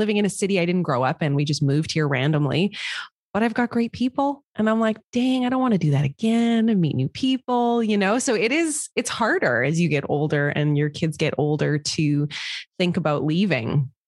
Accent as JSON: {"language": "English", "town": "Montreal", "region": "Quebec", "country": "Canada", "also_born_or_lived": "Toronto / Vancouver / Alberta / Malaysia", "lives_now": "Ontario, Canada", "said": "I've lived in a lot of places. Like, I'm from Montreal. I lived in Toronto. I lived in Vancouver. I lived in Alberta. I lived in Malaysia."}